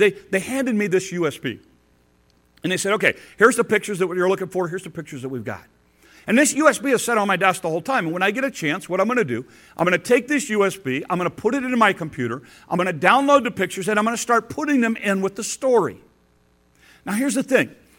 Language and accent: English; Detroit and Chicago, Midwest, United States; moved away; growing up in Detroit and Chicago